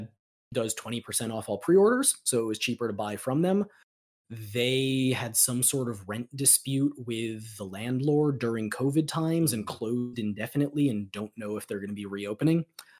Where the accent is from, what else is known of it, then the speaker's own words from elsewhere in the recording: New Jersey, United States; now in Austin, United States; I grew up in Jersey. I live in Austin, Texas now.